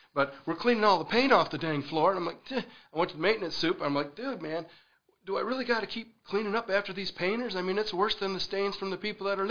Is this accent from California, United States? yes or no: no; near the Mackinac Bridge, northern lower Michigan, United States; also born or lived in Northern Virginia / West Virginia; now in South Carolina, United States; I'm from northern lower Michigan up by Mackinac Bridge.